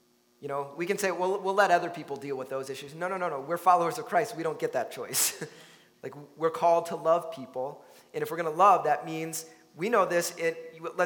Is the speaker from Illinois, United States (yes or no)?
yes; Chicago, Illinois, United States; now in Minnesota, United States; I grew up in Chicago, so there was plenty of diversity around me in my life